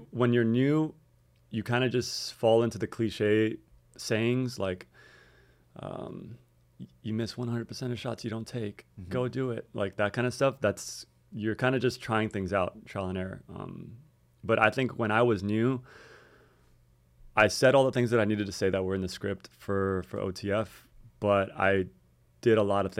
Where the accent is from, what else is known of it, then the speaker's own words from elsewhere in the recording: Miami, Florida, United States; But so I grew up in Miami area, went to Palmetto Middle School, went to Vineland Elementary back when I was just till fifth grade, Palmetto Middle School, then South Miami Senior High